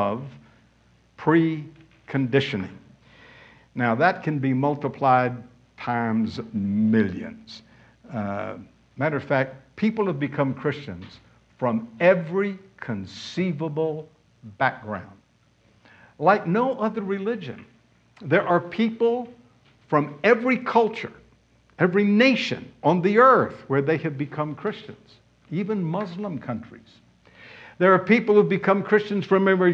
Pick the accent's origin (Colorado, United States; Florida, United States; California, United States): Florida, United States; Pensacola; I grew up in Pensacola, Florida